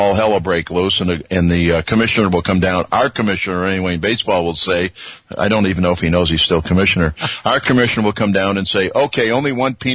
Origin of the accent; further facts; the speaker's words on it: Chicago, Illinois, United States; I'm born and raised in Chicago